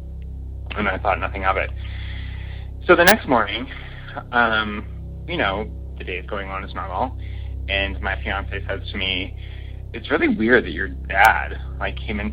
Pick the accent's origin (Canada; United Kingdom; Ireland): Canada; Saskatchewan; now in Toronto, Canada; I grew up in a very small town on a farm in a very small town in Saskatchewan, which is our oddly named province here in Canada.